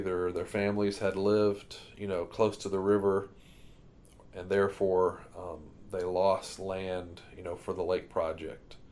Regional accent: Griffin, Georgia, United States; I grew up in Griffin, Georgia, which is south of Atlanta

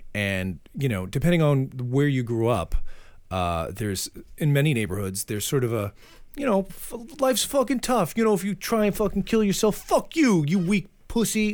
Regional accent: Framingham, Massachusetts, United States; moved away; I'm from Framingham, Massachusetts.

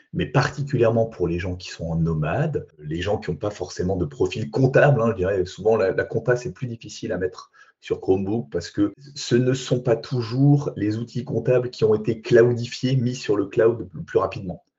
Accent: Alsace, Grand Est, France; je suis alsacien

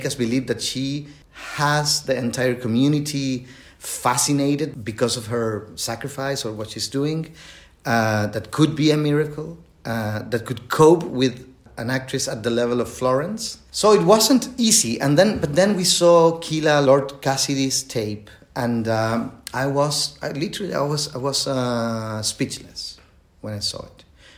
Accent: Chile; English is a second language; I am from Chile and English is not my native language, as you can hear.

